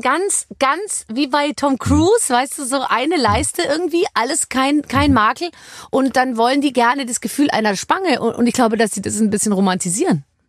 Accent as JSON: {"language": "German", "town": "Munich", "region": "Bavaria", "country": "Germany", "said": "Ich komme aus München"}